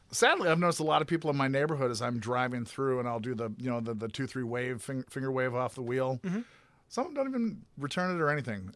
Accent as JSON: {"language": "English", "town": "Grand Forks", "region": "North Dakota", "country": "United States", "tie": "born or raised there", "said": "in my hometown in uh, Grand Forks, North Dakota"}